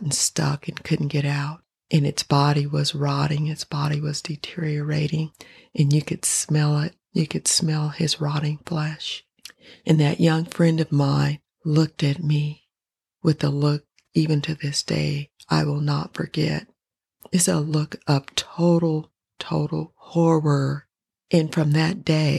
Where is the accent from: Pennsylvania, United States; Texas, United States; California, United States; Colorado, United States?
Colorado, United States; Denver; I grew up in Denver, Colorado.